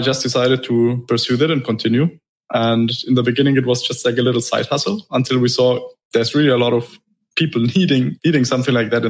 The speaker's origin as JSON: {"language": "English", "country": "Germany", "moved": "as an adult", "lives_now": "Dubai, United Arab Emirates", "said": "I'm originally from Germany"}